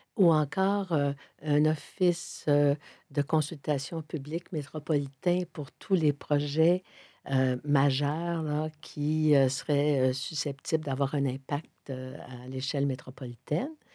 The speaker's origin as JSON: {"language": "French", "town": "Sainte-Thérèse", "region": "Quebec", "country": "Canada", "tie": "born or raised there", "also_born_or_lived": "Montreal", "said": "je suis montréalaise. Mais montréalaise dans le sens plus métropolitain parce que j'ai grandi, je suis née, j'ai grandi, j'ai toujours beaucoup, beaucoup, beaucoup de famille à Sainte-Thérèse"}